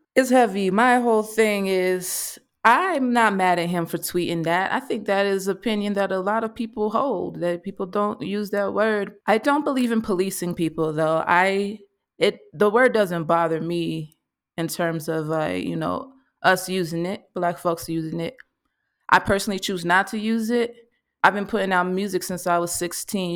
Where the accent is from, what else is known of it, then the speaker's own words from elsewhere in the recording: Mississippi, United States; I'm coming from Mississippi